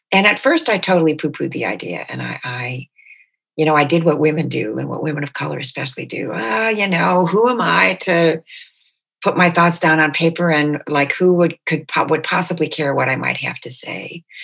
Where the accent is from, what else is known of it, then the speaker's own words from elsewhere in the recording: Detroit, Michigan, United States; born there; It never occurred to me that I was born in Detroit. It never occurred to me that my family and I were anything but Americans with this Bolivian heritage.